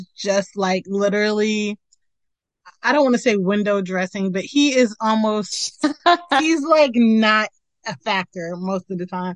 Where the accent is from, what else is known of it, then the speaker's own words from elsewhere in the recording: Mitchellville, Maryland, United States; moved away; I lived in Mitchellville, Maryland